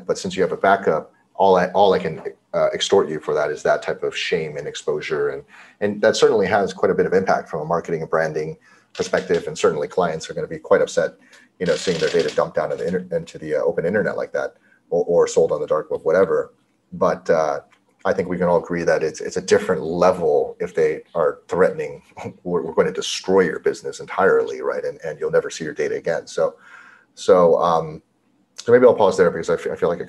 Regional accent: Cupertino, California, United States; I grew up in Cupertino, California, where Apple's headquartered

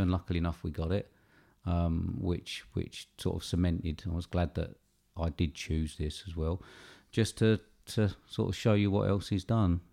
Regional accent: United Kingdom; being British

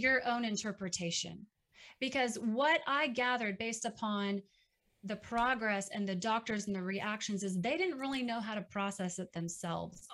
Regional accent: Dallas, Texas, United States; now in Waco, United States; up in Dallas. Uh, fortunately, that's my hometown, so my family was there

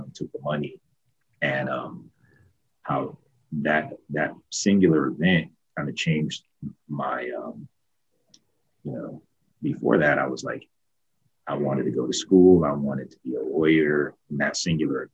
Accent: Ohio, United States; I grew up in Ohio

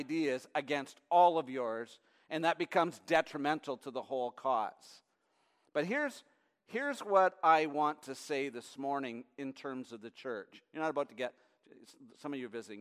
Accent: near Detroit, on the Canadian side, Ontario, Canada; now in United States; when I was a kid growing up, I lived near Detroit, Michigan, on the Canadian side.

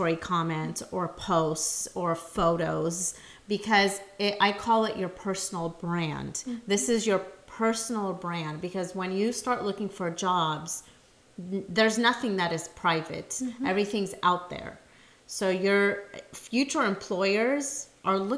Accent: San Jose, California, United States; also born or lived in Modesto; I was born in San Jose

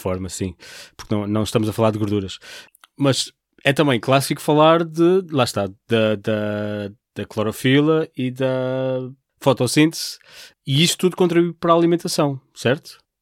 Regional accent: Portugal; nós como portugueses

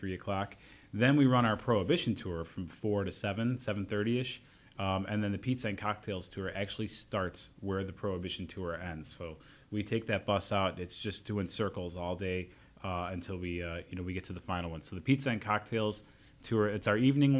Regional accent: Elmhurst, Illinois, United States; born or raised there

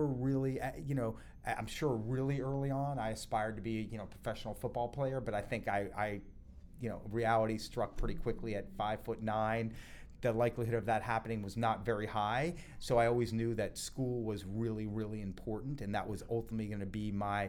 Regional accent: Boston, Massachusetts, United States; also born or lived in New Jersey / Florida; So I was born in New Jersey. You're right. My parents got divorced before I can even remember, when I was actually briefly living in Florida with both of them. Yeah. When they got divorced, my mom moved to Boston, which is where I lived from the age of 3 to 10.

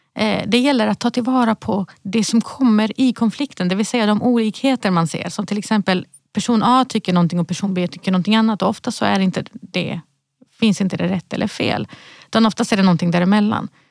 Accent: Malmö, Skåne, Sweden; moved away; jag är uppvuxen i Rosengård

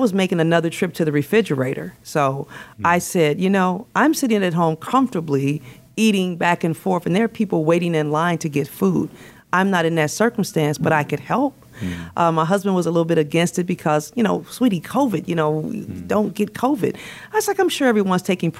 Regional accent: Chicago, Illinois, United States; moved away as an adult; now in Florida, United States; I am born and raised in Chicago.

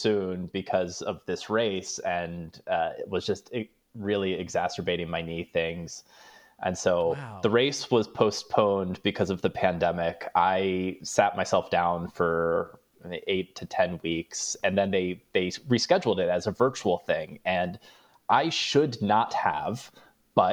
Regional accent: East Coast, United States; also born or lived in New Orleans; now in Los Angeles, United States; I'm from the East Coast. I lived in New Orleans

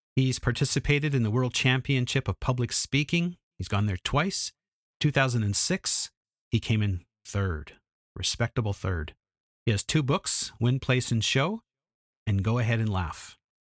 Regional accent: Edmonton, Alberta, Canada; I'm from Edmonton, went to Vancouver, which is an hour and a half plane ride away

